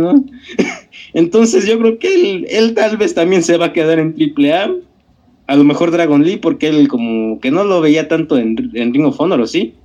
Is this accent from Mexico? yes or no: yes; Mexico